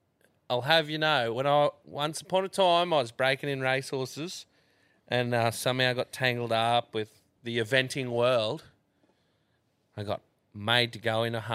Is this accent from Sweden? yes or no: no; Australia; I'm an Australian.